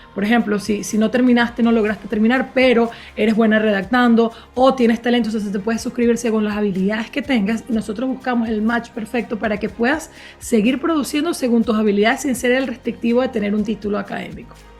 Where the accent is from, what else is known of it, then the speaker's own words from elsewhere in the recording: Venezuela; soy de Venezuela